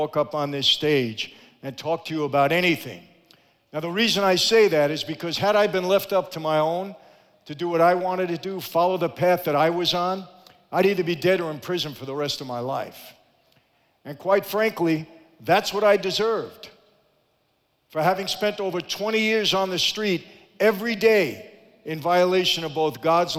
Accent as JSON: {"language": "English", "town": "New York City", "region": "New York", "country": "United States", "tie": "born or raised there", "also_born_or_lived": "Long Island, New York", "said": "when I was a kid growing up in Brooklyn, later on Long Island"}